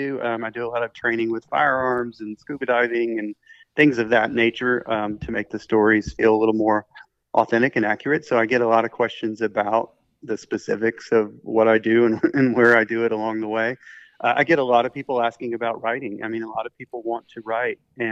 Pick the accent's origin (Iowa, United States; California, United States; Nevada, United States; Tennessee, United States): Tennessee, United States; Memphis; my hometown in Memphis, Tennessee